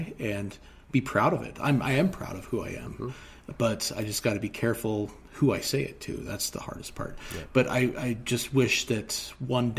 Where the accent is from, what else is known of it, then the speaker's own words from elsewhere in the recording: Seattle, Washington, United States; now in Montana, United States; my hometown. Mm. I lived in the foothills of Seattle